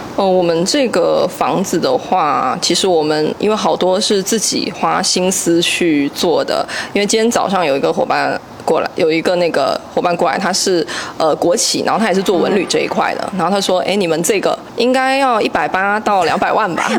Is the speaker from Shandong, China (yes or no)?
no; Xiamen, Fujian, China; 我家乡是在厦门嘛